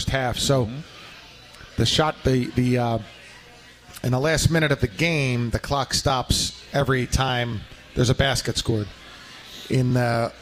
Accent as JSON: {"language": "English", "town": "Philadelphia", "region": "Pennsylvania", "country": "United States", "said": "I'm from Philadelphia"}